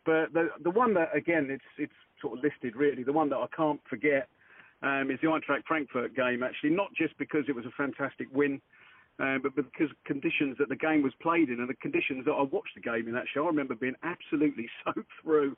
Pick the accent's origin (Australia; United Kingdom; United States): United Kingdom; Cambridgeshire, East of England; I'm from Cambridgeshire, and still live in Cambridgeshire